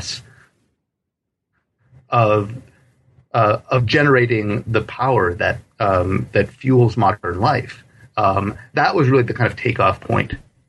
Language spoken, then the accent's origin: English; Wisconsin, United States; my family and I had flown from Wisconsin, where we lived